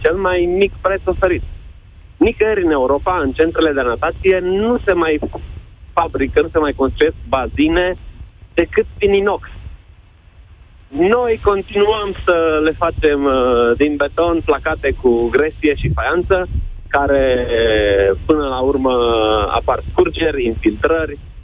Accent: Oradea, Bihor County, Romania; Sunt din Oradea, un centru de natație recunoscut

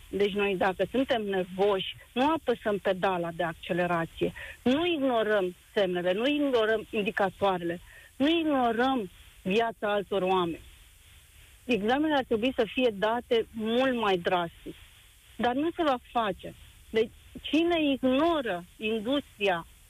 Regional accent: Romania; noi ca români

